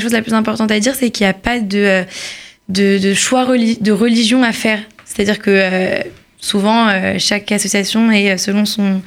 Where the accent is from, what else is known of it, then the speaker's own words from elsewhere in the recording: Paris, Île-de-France, France; now in Israel; je suis née à Paris